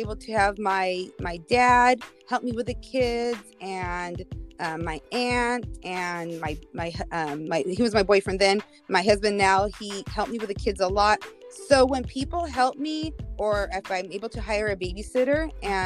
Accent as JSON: {"language": "English", "town": "Visalia", "region": "California", "country": "United States", "tie": "born or raised there", "said": "I went to Visalia Heights School District"}